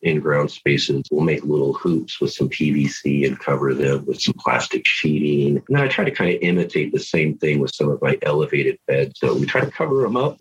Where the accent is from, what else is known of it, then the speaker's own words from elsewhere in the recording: Southern Oregon, United States; also born or lived in Medford, Oregon; I'm from Southern Oregon, and I live in Medford